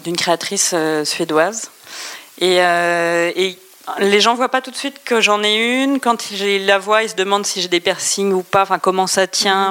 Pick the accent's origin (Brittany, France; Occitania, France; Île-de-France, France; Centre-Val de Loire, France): Brittany, France; Brest; Je suis née à Brest